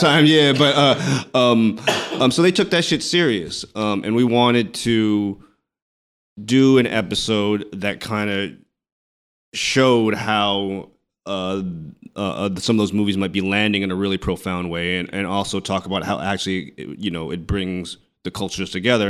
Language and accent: English; San Francisco, California, United States; I'm, I'm from San Francisco